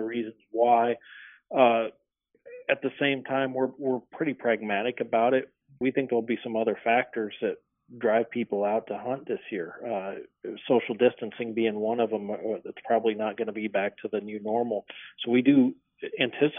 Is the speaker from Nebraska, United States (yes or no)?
yes; Nebraska, United States; as a kid growing up in Nebraska, hunting on the Platte River